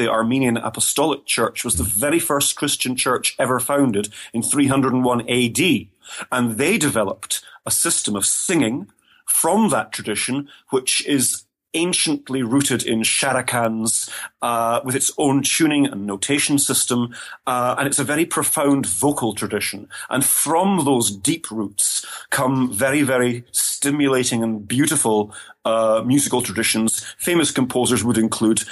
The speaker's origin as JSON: {"language": "English", "region": "Scotland", "country": "United Kingdom", "tie": "born or raised there", "also_born_or_lived": "England / Germany / Inverness", "first_language": "English", "moved": "as an adult", "said": "culturally, I identify myself very strongly as a Scot. Mm-hmm. But of course, I grew up in Britain"}